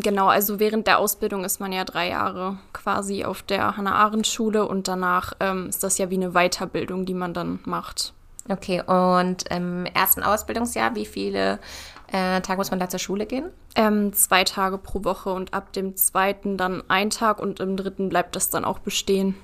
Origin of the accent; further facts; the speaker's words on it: Peine, Lower Saxony, Germany; ich komme aus Peine